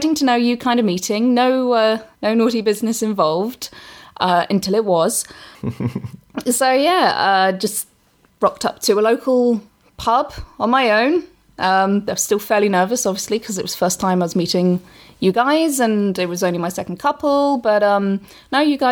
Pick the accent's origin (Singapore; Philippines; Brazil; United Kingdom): United Kingdom; England; accent: English; I'm English